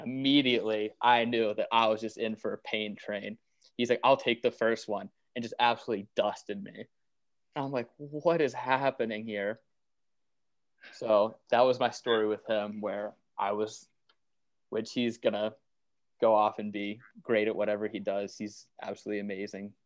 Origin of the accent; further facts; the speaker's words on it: Waynesburg, Pennsylvania, United States; moved away; I'm originally from Waynesburg, which was 30 minutes away from WVU